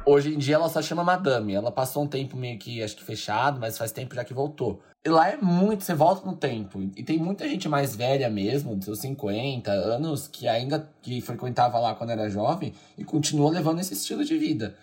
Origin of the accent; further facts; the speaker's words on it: São Paulo, Brazil; ela é daqui da minha terra, né? Da Leste